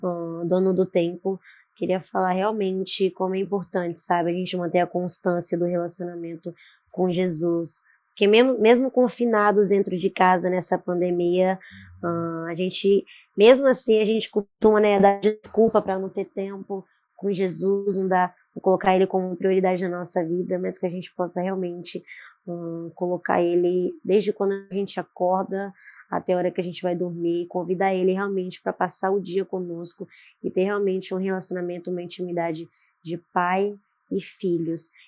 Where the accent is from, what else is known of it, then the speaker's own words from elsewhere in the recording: Vitória, Espírito Santo, Brazil; sou capixaba, Vitória, hum. Espírito Santo